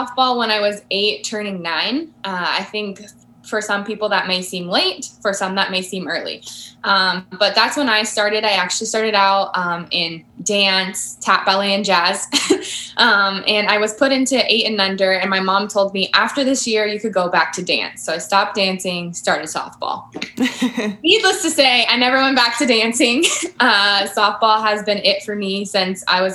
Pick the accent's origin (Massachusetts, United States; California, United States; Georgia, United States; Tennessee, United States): California, United States; I'm from California. So I played for SoCal Wicked, SoCal Choppers